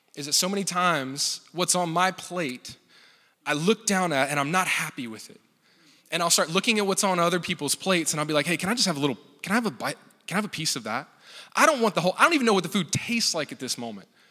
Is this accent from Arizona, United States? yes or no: no; Louisiana, United States; I grew up in Louisiana